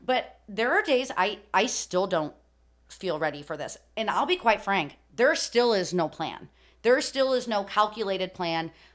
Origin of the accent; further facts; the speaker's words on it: Chicago, Illinois, United States; growing up in Chicago